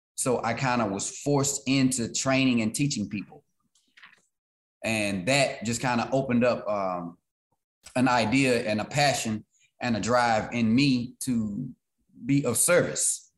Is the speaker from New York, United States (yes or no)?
no; Beaumont, Texas, United States; Beaumont in my city